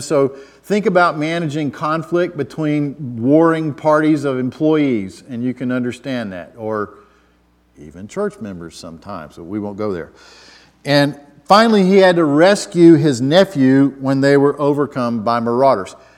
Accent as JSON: {"language": "English", "town": "Atlanta", "region": "Georgia", "country": "United States", "tie": "born or raised there", "moved": "yes", "lives_now": "Virginia, United States", "said": "I've lived in Virginia a long time, but I'm originally from Atlanta"}